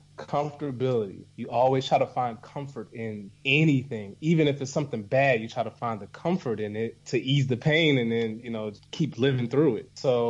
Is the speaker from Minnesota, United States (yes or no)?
no; New Orleans, Louisiana, United States; moved away; I'm from New Orleans, and a lot of the people that I grew up with never went past Baton Rouge, which is like 45 minutes away.